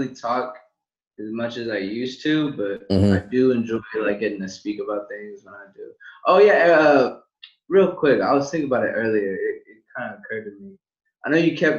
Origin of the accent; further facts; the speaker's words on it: West Covina, California, United States; moved away; I was originally born in West Covina, California.